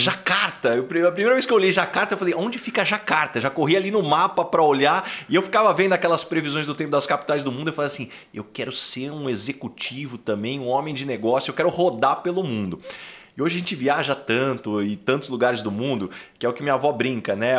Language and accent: Portuguese; São José do Rio Preto, São Paulo, Brazil; eu sou de São José do Rio Preto